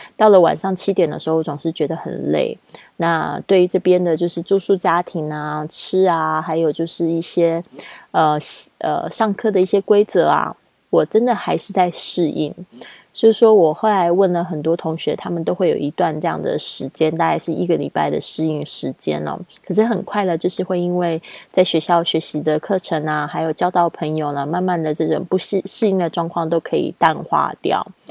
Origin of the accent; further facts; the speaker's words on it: China; 因为我是这个中国长大的这个背景